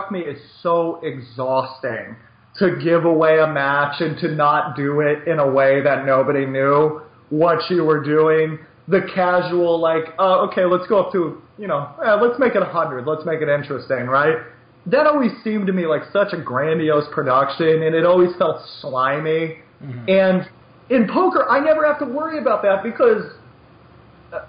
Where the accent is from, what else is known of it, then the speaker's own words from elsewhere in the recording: United States; I'm so American